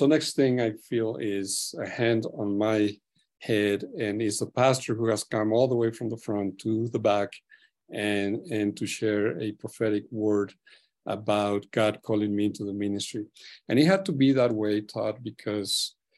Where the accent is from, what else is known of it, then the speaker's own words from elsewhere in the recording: Chihuahua, Mexico; moved away; I was born in Mexico, raised in northern Mexico, more precisely Chihuahua area.